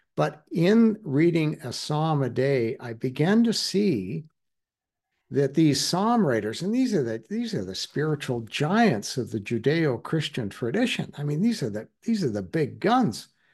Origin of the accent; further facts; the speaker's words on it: Alberta, Canada; I'm from Alberta.